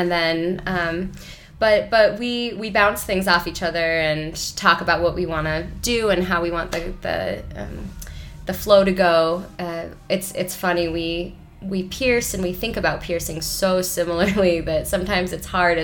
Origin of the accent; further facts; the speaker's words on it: Ann Arbor, Michigan, United States; moved away as an adult; also born or lived in Portland / Providence, Rhode Island; I grew up in Ann Arbor